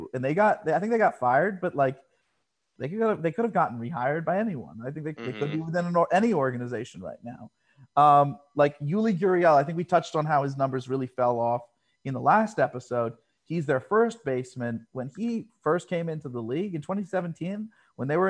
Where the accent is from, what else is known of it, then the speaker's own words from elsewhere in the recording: New York, United States; I'm from the North. They called me New York.